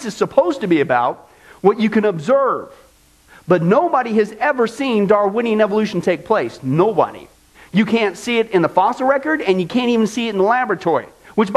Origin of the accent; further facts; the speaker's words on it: Kansas, United States; from Kansas, my home state